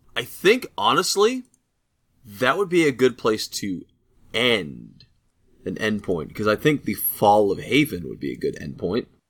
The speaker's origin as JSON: {"language": "English", "country": "United States", "said": "I'm American"}